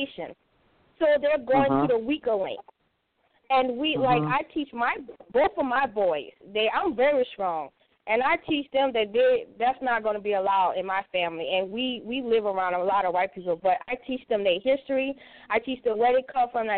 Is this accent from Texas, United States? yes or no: no; Louisiana, United States; also born or lived in North Carolina; now in Midwest, United States; I'm from Louisiana, but I live in North Carolina, and I moved to the Midwest